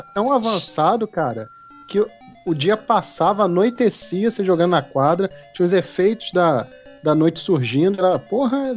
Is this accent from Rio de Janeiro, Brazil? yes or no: yes; Rio de Janeiro, Brazil; eu, eu fui criado no Rio, né? Nasci, fui criado